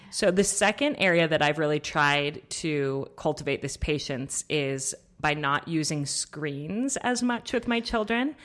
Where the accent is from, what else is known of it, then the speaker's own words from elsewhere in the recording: Colorado, United States; I grew up in Colorado.